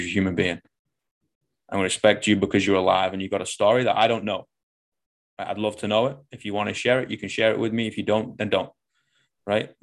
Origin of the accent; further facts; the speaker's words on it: Manchester, North West England, United Kingdom; moved away as an adult; I came from the shit out of Manchester